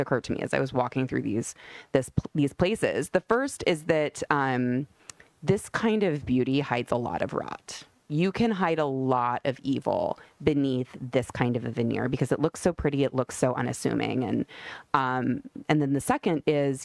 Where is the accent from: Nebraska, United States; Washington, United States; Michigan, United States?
Nebraska, United States; Omaha; I'm from the Midwest, and we don't have anything like the Hamptons in Omaha, Nebraska, where I'm from.